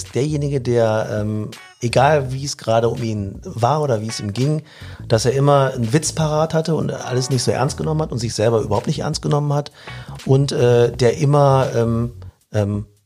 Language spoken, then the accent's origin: German; North Rhine-Westphalia, Germany; now in Solingen, Germany; Äh, wohne in äh, Solingen seit sechs Jahren. Geboren, aufgewachsen im Ruhrgebiet, Hab den Slang aber abgelegt oder ich hatte ihn nie.